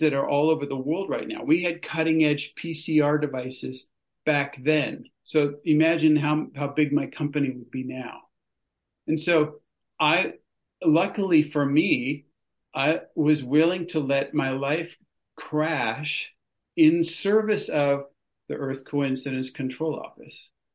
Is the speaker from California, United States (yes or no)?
yes; California, United States; moved away as an adult; I grew up in California.